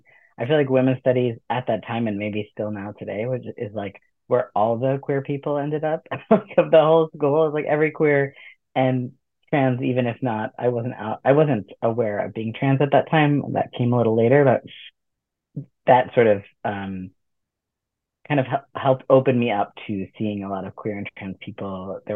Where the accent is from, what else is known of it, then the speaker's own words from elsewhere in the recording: Fort Lauderdale, Florida, United States; moved away as an adult; also born or lived in Long Island, New York; now in Stamford, United States; So I was born in Long Island, New York, but my family and I only lived there for about 2 years. And then we moved to South Florida. So I actually grew up in Fort Lauderdale, Florida